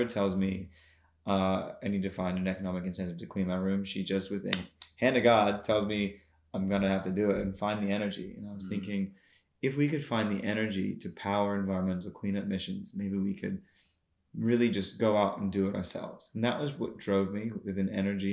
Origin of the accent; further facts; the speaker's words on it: United States; also born or lived in North Queensland, Australia; now in Australia; I grew up in the States